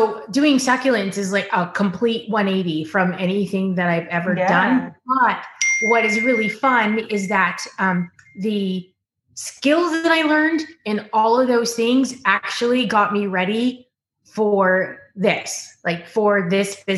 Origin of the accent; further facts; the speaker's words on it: Ottawa, Ontario, Canada; moved away as an adult; also born or lived in Tennessee; now in California, United States; I grew up in Ottawa